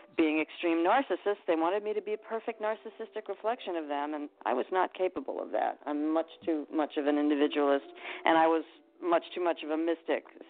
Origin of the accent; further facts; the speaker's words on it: Westport, Connecticut, United States; also born or lived in Bridgeport, Connecticut; I was born in Bridgeport, but I grew up in Westport.